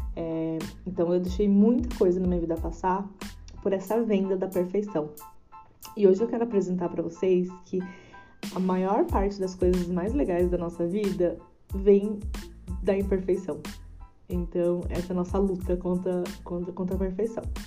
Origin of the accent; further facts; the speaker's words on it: Tamandaré, Brazil; nasci e morei em Tamandaré